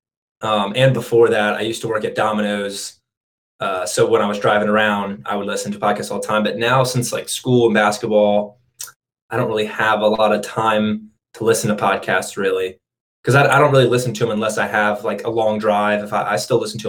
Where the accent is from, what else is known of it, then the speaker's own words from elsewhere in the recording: Birmingham, Alabama, United States; I'm from Alabama.